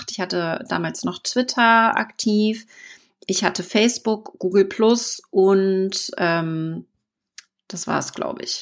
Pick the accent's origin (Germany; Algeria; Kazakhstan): Germany; Wittenförden, Mecklenburg-Vorpommern; also born or lived in New Zealand; Und 2012 ging es dann nach Neuseeland direkt zurück nach Deutschland in mein Heimatdorf nach Wittenförden in Mecklenburg-Vorpommern.